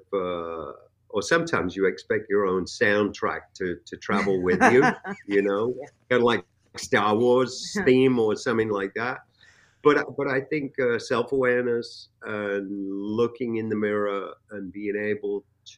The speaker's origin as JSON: {"language": "English", "region": "England", "country": "United Kingdom", "tie": "born or raised there", "moved": "yes", "lives_now": "United States", "said": "coming from a place like England. For one, I was exposed to many different cultures. I grew up around Jamaicans, Pakistanis, Indians, you name it."}